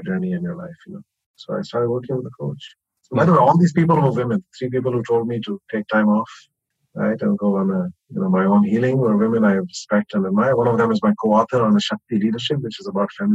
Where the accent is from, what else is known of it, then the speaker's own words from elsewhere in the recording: India; I come from India, which is a very feudal, you know, sort of patriarchal culture